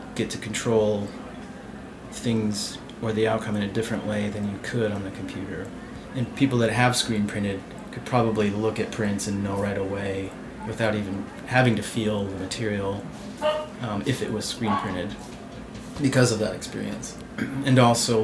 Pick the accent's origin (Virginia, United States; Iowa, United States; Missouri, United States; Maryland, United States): Iowa, United States; Sioux City; moved away as an adult; now in Lincoln, United States; I was actually studying architectural drafting in Sioux City, which is my hometown.